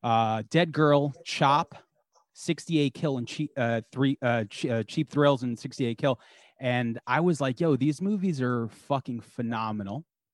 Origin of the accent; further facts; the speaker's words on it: Long Island, New York, United States; we're from Long Island and that's where Rob's from.